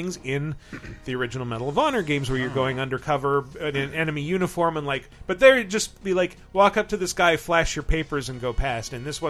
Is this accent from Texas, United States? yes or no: yes; Texas, United States; I'm from Texas